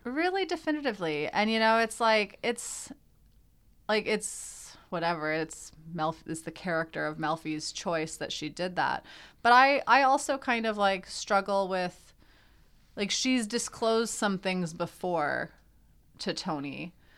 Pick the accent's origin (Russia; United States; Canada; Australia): Canada; We're Canadian